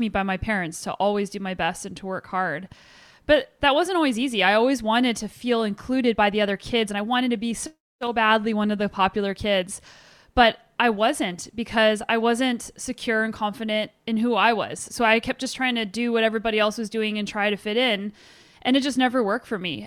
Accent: Albuquerque, New Mexico, United States; I grew up in Albuquerque, New Mexico

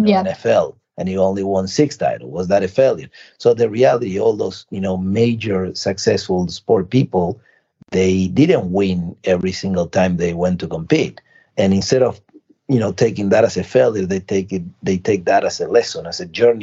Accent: Argentina; now in United States; I was born in Argentina

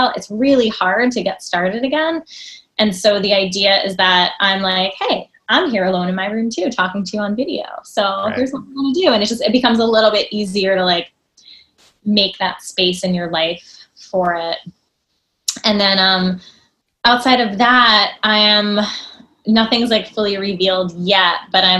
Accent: New Jersey, United States; I grew up in New Jersey and I'm taking ballet classes in the city

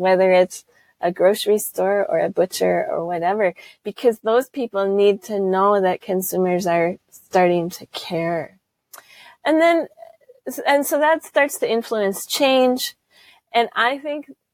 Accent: United States; accent: American; moved away as an adult; now in Lake District, United Kingdom; my American accent

